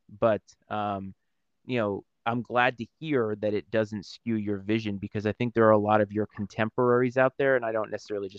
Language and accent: English; Rhode Island, United States; moved away; Growing up in Rhode Island, I went to Fenway Park every summer, and I have a strong connection to the New England area because of where I grew up.